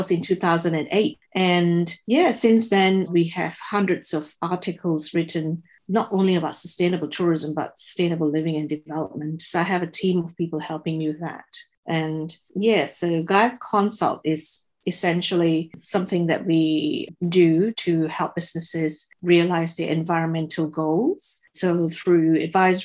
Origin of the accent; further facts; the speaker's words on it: Singapore; moved away as an adult; now in Tasmania, Australia; I was born and raised in Singapore.